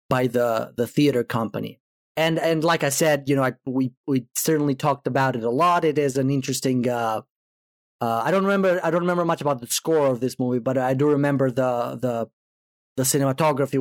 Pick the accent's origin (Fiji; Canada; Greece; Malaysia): Greece; moved away; I am originally from Greece